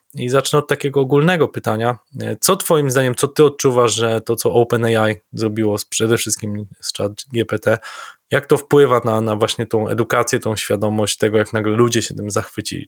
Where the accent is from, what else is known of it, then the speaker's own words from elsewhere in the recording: Lower Silesian Voivodeship, Poland; moi krajanie z Dolnego Śląska